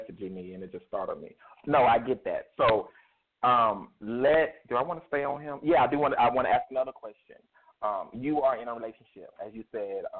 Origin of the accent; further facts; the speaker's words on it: Myrtle Beach, South Carolina, United States; I come from Myrtle Beach, South Carolina, that area